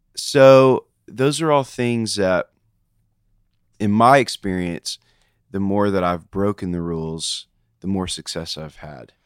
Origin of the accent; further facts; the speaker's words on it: Nashville, Tennessee, United States; I am a Nashville kid. I grew up in West Nashville